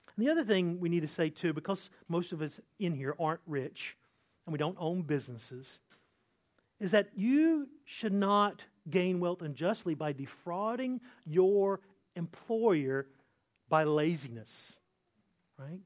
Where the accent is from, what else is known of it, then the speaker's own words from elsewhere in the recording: Eastern North Carolina, United States; I grew up in Eastern North Carolina